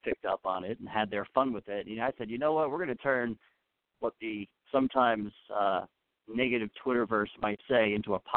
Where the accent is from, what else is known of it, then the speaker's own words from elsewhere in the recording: Long Island, New York, United States; I grew up on Long Island saltwater fishing